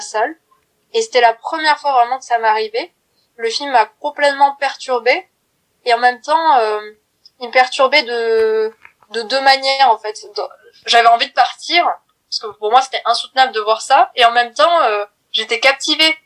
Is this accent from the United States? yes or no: no; Brive-la-Gaillarde, Nouvelle-Aquitaine, France; moved away as an adult; now in Paris, France; j'ai 20 ans, je viens de Brive-la-Gaillarde mais maintenant je suis sur Paris